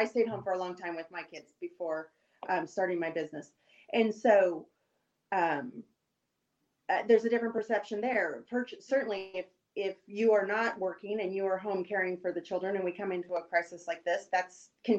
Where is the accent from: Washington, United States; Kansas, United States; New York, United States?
Washington, United States; moved away as an adult; also born or lived in Illinois / California / Maryland / Rhode Island; I grew up in the Pacific Northwest.